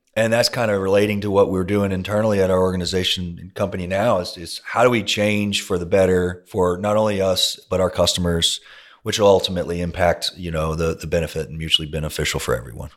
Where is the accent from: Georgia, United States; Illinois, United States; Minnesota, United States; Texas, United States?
Texas, United States; Longview; now in Houston, United States; I grew up in East Texas